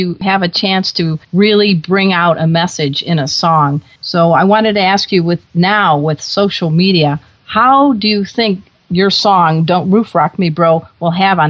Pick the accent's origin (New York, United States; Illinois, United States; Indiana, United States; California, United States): Indiana, United States; Crown Point; I realized that you and I are a couple of Midwesterners. I'm from Crown Point, Indiana